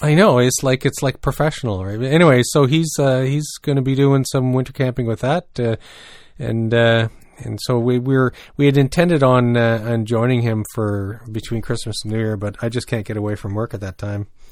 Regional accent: New Brunswick, Canada; growing up in New Brunswick

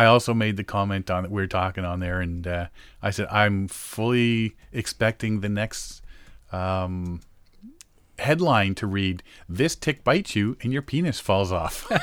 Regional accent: Moosonee, Ontario, Canada; moved away; when I grew up in Moosonee

